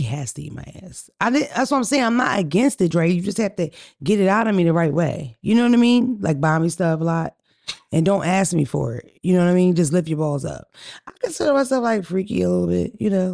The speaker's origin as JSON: {"language": "English", "town": "Atlanta", "region": "Georgia", "country": "United States", "said": "we're from Atlanta"}